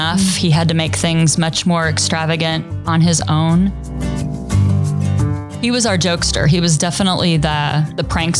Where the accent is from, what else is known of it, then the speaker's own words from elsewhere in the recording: Treynor, Iowa, United States; I grew up in Trainer, Iowa, and now I live in Trainer, Iowa. That's where we're raising our kids.